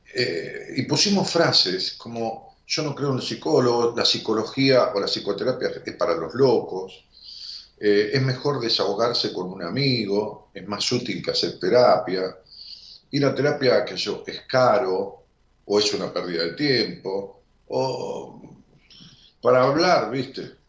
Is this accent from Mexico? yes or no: no; Argentina; en mi país, en Argentina